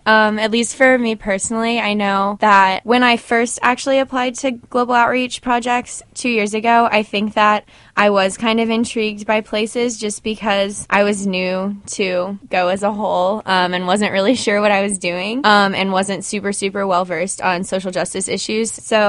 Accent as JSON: {"language": "English", "town": "Kansas City", "region": "Missouri", "country": "United States", "moved": "yes", "said": "So I'm originally from Kansas City, Missouri."}